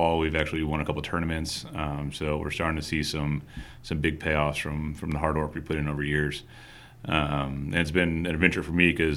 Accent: Dallas, Texas, United States; also born or lived in Atlanta / North Carolina; I grew up in Dallas

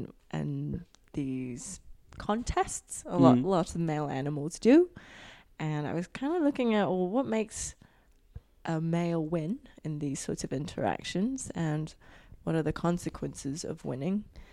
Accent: Hong Kong; I'm originally from Hong Kong, and it doesn't mean anything in that language, and it doesn't mean anything really.

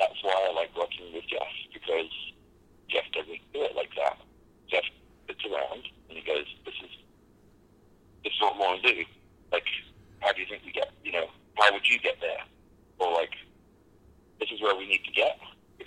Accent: United Kingdom; I'm a Brit

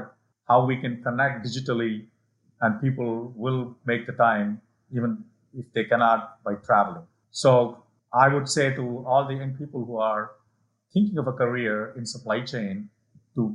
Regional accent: India; moved away; my hometown now in India, where I grew up

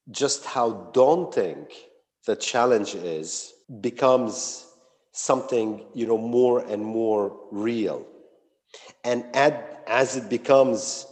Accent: Lebanon; moved away as an adult; also born or lived in United States; I was born and bred in Lebanon, where I grew up accompanied for 9 years by a civil war

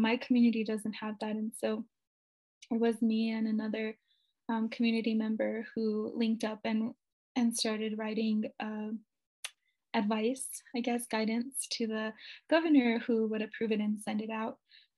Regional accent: Nambé Pueblo, New Mexico, United States; I'm from Nanbe Pueblo, New Mexico.

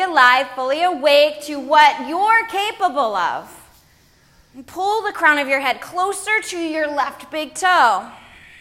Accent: United States; we as a American society

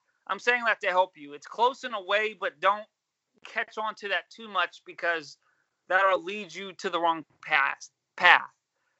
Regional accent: Pinehurst, North Carolina, United States; It's North Carolina. It's Pinehurst, North Carolina.

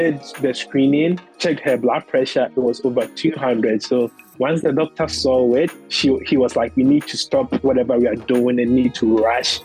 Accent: Bonfa Achiase, Ashanti, Ghana; moved away as an adult; also born or lived in Kumasi; now in United States; I was born in a specific town called Bonfa Achiase. So that is where I was born. So I was in that small community. That is where I grew up.

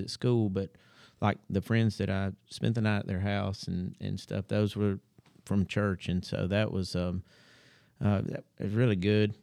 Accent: Huntsville, Alabama, United States; I was born and raised here in Huntsville

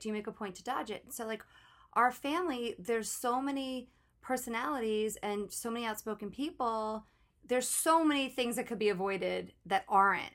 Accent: New York, United States; I grew up in New York on the East Coast

